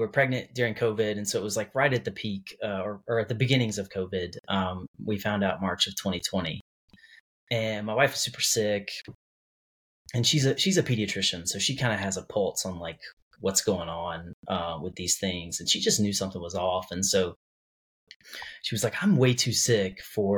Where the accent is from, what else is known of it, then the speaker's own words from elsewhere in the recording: North Carolina, United States; moved away as an adult; also born or lived in Whiteville, North Carolina / Gainesville, Florida; moved back to my home state and moved to Durham, North Carolina